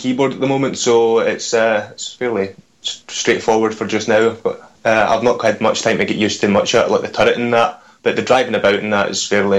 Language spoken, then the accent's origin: English; Glasgow, Scotland, United Kingdom; I'm from Glasgow